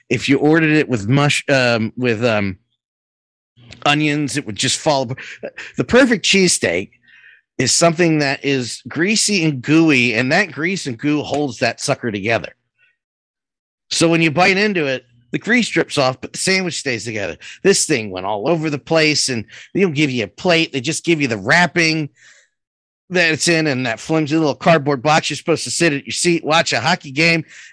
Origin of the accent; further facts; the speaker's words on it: Philadelphia, Pennsylvania, United States; We're from Philly. This is what we eat. This is our staple.